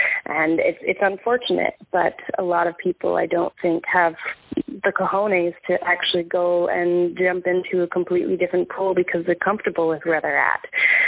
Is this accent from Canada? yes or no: yes; Canada; moved away as an adult; now in United States